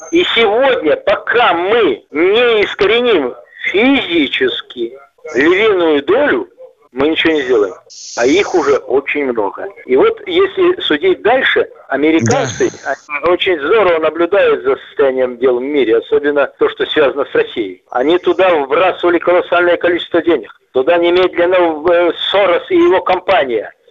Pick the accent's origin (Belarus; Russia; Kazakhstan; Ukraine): Belarus; я белорус, ты русский, неважно, да.